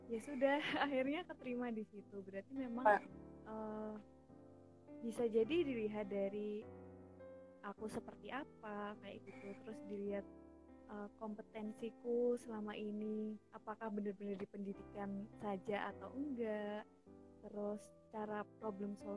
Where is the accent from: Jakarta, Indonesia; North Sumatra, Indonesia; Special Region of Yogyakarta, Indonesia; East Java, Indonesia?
Special Region of Yogyakarta, Indonesia; Yogyakarta; Karena uh, di Jogja semua, jadi aku asli Jogja dan aku tidak boleh kemana-mana